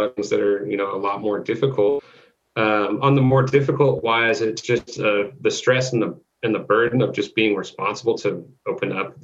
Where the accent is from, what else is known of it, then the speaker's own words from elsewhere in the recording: Thousand Oaks, California, United States; also born or lived in Newbury Park; my hometown? And he didn't know I was from there